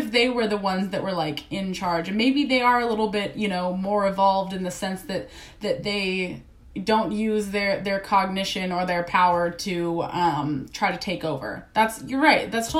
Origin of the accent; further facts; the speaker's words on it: East Coast, United States; I'm from the East Coast